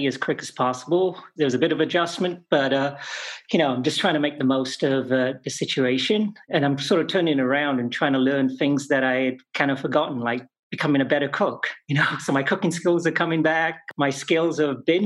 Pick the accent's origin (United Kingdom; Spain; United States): United Kingdom; England; moved away as an adult; I grew up in England for the most part